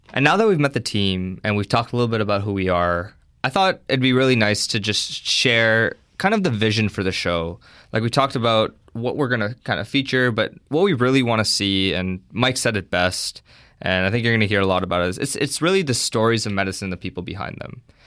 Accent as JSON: {"language": "English", "town": "Hamilton", "region": "Ontario", "country": "Canada", "said": "I'm actually from Hamilton. I, uh, went away for my undergrad, but now I'm back"}